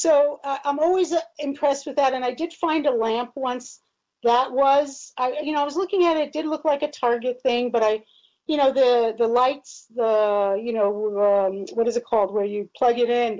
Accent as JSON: {"language": "English", "country": "Israel", "tie": "born or raised there", "moved": "yes", "said": "I grew up in Israel."}